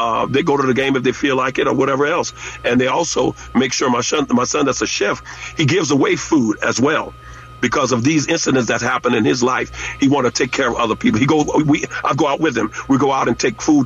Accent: Louisiana, United States; moved away; in my hometown

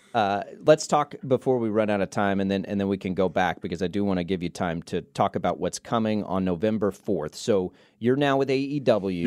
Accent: Texas Panhandle, United States; I grew up in the Panhandle of Texas

